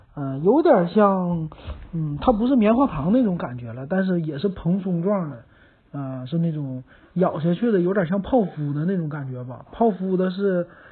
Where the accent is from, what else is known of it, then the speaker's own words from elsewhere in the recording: Northeast China, China; 咱们东北人